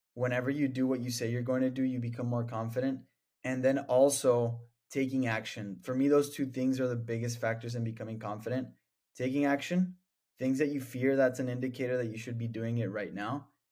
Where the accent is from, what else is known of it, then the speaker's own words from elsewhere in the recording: El Paso, Texas, United States; moved away as an adult; now in Austin, United States; I'm from El Paso, Texas.